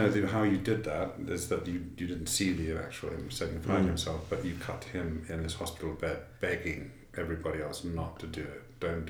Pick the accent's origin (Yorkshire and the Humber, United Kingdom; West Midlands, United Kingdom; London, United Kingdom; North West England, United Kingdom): London, United Kingdom; now in United States; So I'm from London, and I went to school in London, but my background is that my mother, on my father's side, was Hungarian, and she and her husband sent my father to England way back in the late 40s